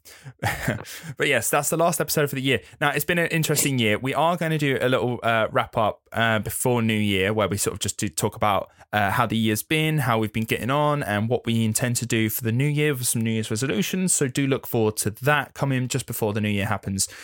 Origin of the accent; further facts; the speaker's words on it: England, United Kingdom; being English